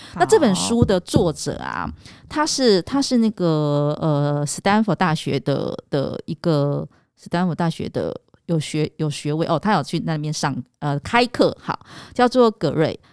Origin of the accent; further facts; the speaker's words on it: Taiwan; 我们台湾人